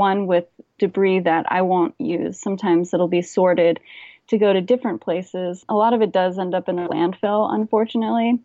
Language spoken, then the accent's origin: English; Hawaii, United States; I grew up in Hawaii